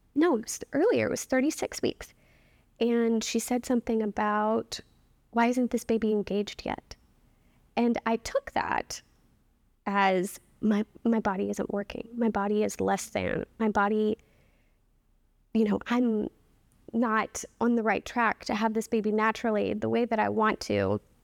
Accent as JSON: {"language": "English", "town": "New Orleans", "region": "Louisiana", "country": "United States", "also_born_or_lived": "New York", "moved": "yes", "lives_now": "Boston, United States", "said": "I'm from New Orleans"}